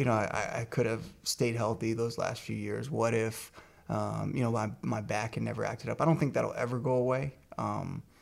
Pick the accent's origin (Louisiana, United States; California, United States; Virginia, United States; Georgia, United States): Virginia, United States; I grew up in Virginia